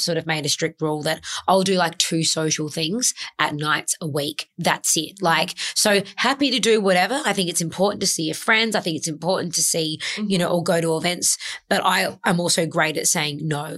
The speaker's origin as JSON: {"language": "English", "town": "Adelaide", "region": "South Australia", "country": "Australia", "tie": "born or raised there", "moved": "as an adult", "lives_now": "Sydney, Australia", "said": "I moved from my hometown of Adelaide to Sydney when I was 24 at the time"}